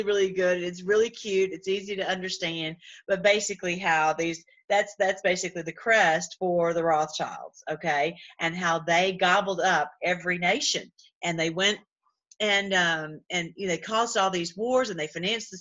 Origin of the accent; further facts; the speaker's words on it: Tennessee, United States; I'm from Tennessee